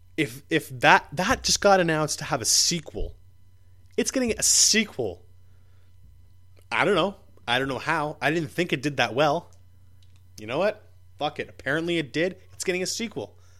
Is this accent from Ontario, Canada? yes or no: yes; Ottawa, Ontario, Canada; moved away; I went to Ottawa, back to my hometown